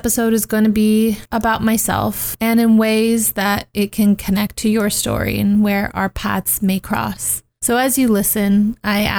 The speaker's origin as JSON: {"language": "English", "town": "Turlock", "region": "California", "country": "United States", "tie": "born or raised there", "also_born_or_lived": "Los Angeles, California", "said": "I grew up in Turlock for a majority of my life. By 11, I was there"}